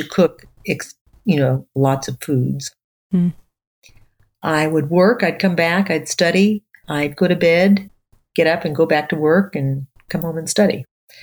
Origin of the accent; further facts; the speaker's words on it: Southern California, United States; as a child and teenager, I grew up in Southern California